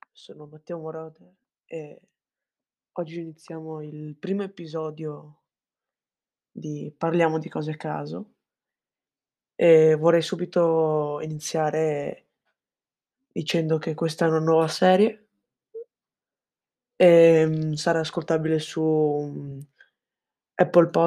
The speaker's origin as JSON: {"language": "Italian", "town": "Cordenons", "region": "Friuli-Venezia Giulia", "country": "Italy", "said": "sono, ho 14 anni, sono di Cordenonso, in provincia di Pordenone"}